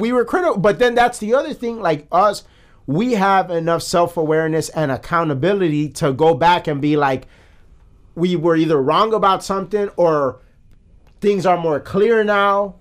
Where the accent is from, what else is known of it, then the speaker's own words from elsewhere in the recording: United States; As an American